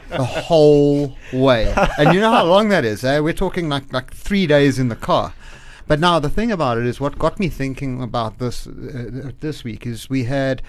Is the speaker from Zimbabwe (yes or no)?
yes; Zimbabwe; I'm from Zim